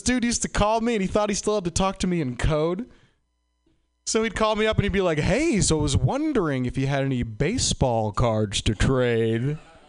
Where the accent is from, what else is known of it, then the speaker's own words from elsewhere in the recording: Boston, Massachusetts, United States; Like, I'm from Boston, and it's like pretty legal there, but it's wicked legal here.